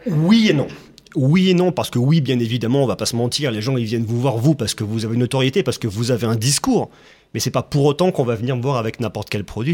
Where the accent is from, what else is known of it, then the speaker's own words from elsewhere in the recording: Clermont-Ferrand, Auvergne-Rhône-Alpes, France; je suis originaire de Clermont-Ferrand